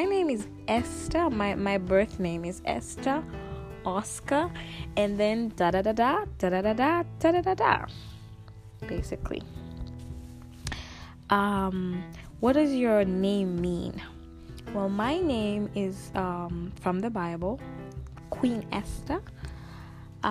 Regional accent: Dodoma, Tanzania; also born or lived in Dar es Salaam, Tanzania; Specifically right now I'm in Dodoma, that's where my family is

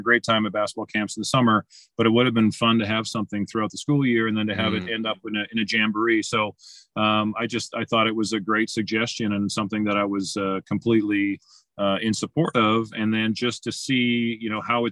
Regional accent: Winnipeg, Manitoba, Canada; moved away as an adult; also born or lived in Washington; I loved growing up in Winnipeg.

